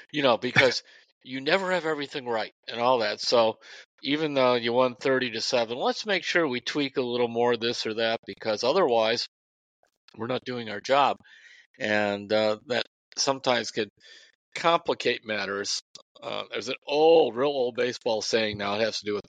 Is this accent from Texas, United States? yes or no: no; Parma, Ohio, United States; you could walk from Parmatown to where I grew up on Westminster Avenue.